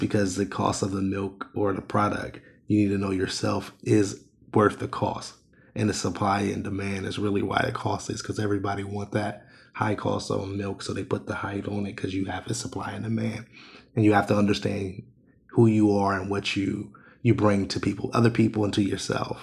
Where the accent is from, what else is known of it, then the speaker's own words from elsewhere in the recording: Ohio, United States; I'm born and raised in Ohio